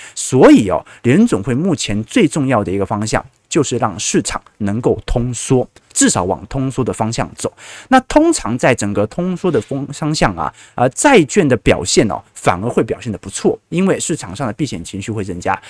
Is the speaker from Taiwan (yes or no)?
yes; Taiwan; accent: Taiwanese; 他一听我口音就说，嗯，你不是本地人吧？哦，那我心就慌了嘛，就说我可是道道地地的北京人呐。哦，他说你肯定是台湾人。